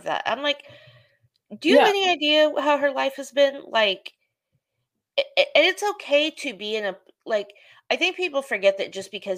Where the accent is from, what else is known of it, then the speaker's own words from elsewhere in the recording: Oklahoma City, Oklahoma, United States; I'm from Oklahoma City. And so like, Shannon Miller's from my hometown